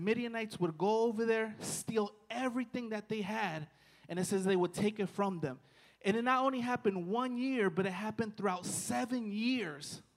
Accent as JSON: {"language": "English", "town": "Washington", "region": "District of Columbia", "country": "United States", "moved": "yes", "said": "I'm from Washington, D.C."}